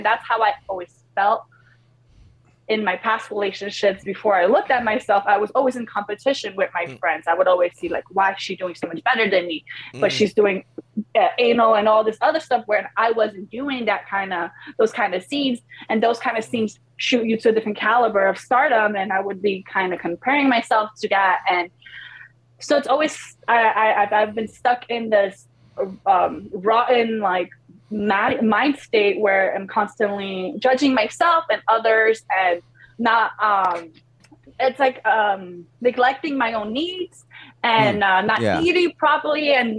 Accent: New York, United States; also born or lived in Poland; I grew up in New York. Yeah. But I was born in Poland.

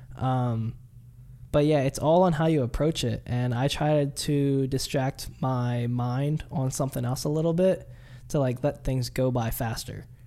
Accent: Delaware, United States; I'm from Delaware

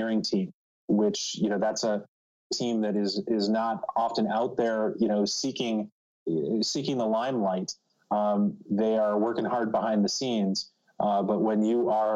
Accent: Cleveland, Ohio, United States; moved away as an adult; also born or lived in New York City; now in New Jersey, United States; as a Midwesterner, I recently relocated from the Cleveland, Ohio area to New York City and then to New Jersey

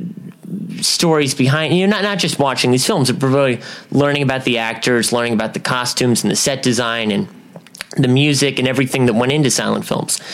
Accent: Huntington Beach, California, United States; From Huntington Beach, California

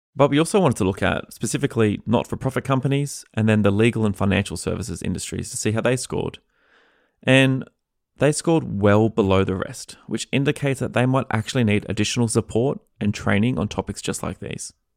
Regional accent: Australia; now in United States; being an Australian living in America

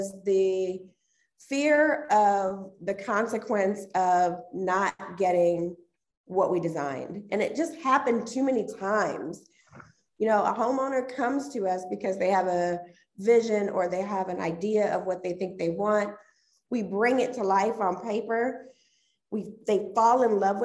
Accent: Dayton, Ohio, United States; moved away as an adult; also born or lived in Indianapolis, Indiana; I'm originally from Dayton, Ohio. So lived there all the way up until 2004, moved to Indianapolis

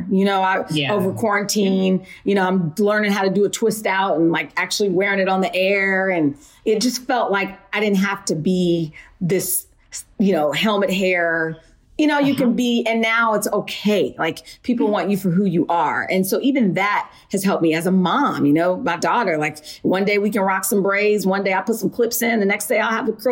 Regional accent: Wichita, Kansas, United States; also born or lived in Philadelphia, Pennsylvania; now in New York, United States; I was born in Philly, but I was also raised in Wichita, Kansas.

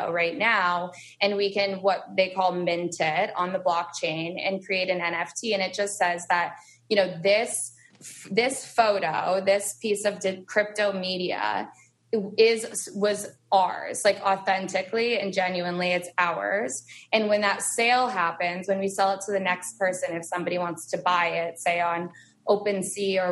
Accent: Vermont, United States; moved away; I was born and raised in Vermont

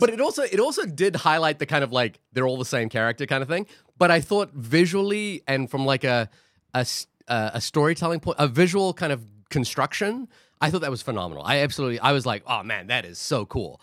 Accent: New Zealand; now in Queens, New York, United States; I grew up in New Zealand

